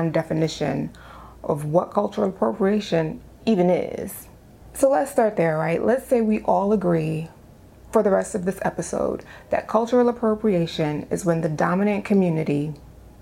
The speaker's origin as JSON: {"language": "English", "town": "New York City", "region": "New York", "country": "United States", "said": "I'm from the Bronx."}